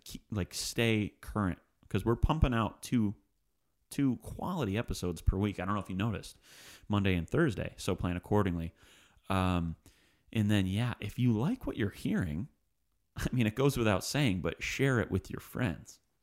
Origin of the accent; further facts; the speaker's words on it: Livonia, Michigan, United States; now in Nashville, United States; Livonia, 'cause that's my hometown